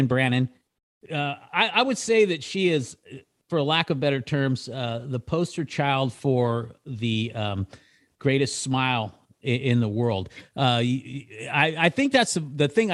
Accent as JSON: {"language": "English", "town": "Citrus Heights", "region": "California", "country": "United States", "tie": "born or raised there", "also_born_or_lived": "Loomis, California / Lincoln, California", "said": "I was actually raised in a little place up there called Citrus Heights"}